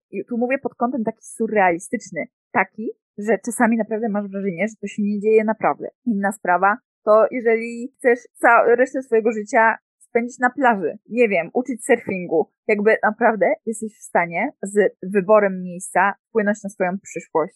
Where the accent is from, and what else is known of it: Poland; moved away as an adult; also born or lived in Mexico